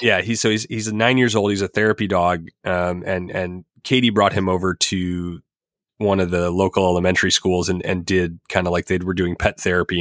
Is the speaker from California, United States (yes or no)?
no; Highland Park, Illinois, United States; my hometown.